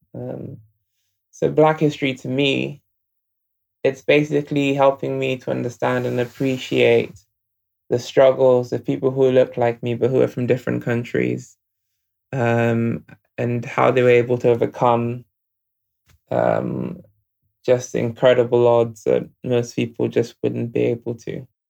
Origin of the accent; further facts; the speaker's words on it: Nigeria; now in United Kingdom; I grew up in Nigeria